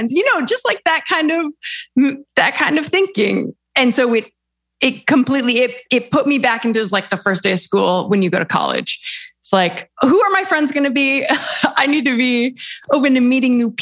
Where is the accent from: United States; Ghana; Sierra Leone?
United States; moved away as an adult; also born or lived in New York / London; now in Italy; as an American